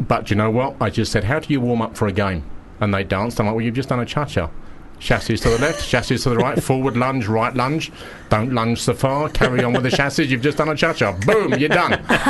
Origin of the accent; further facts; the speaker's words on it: Romford, London, United Kingdom; can you believe that I'm from Romford?